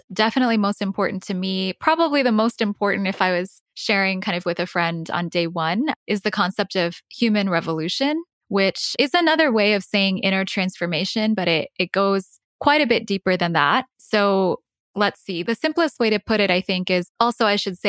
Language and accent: English; India; moved away; I'm originally from India